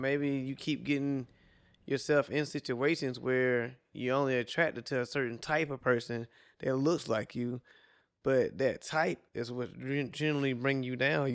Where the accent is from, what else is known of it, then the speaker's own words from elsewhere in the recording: South Carolina, United States; now in Miami, United States; I'm from South Carolina